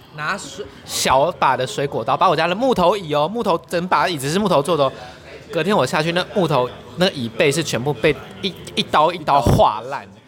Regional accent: Taitung, Taitung County, Taiwan; 我是台东人

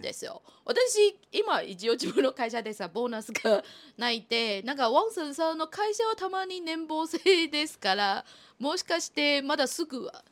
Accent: Taiwan; Japanese is a second language; now in Japan; 特に私台湾出身の人間ですから。

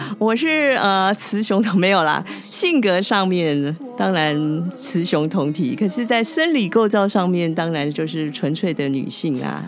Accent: Taiwan; moved away as an adult; now in Nepal; 我们台湾人

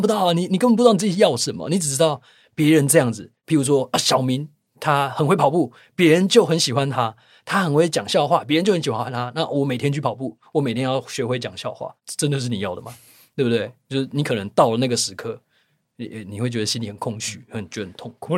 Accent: Taiwan; 我明明是应该在台湾这块土地上土生，土长的原住民

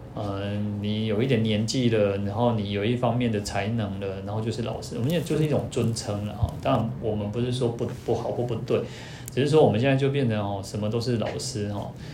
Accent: Taiwan; 我们台湾人英文，一般英文比较差一点嘛

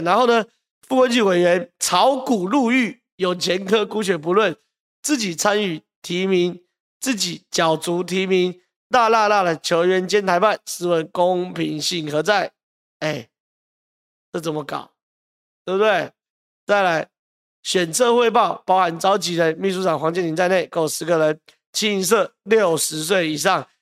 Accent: Taiwan; 我们台湾人

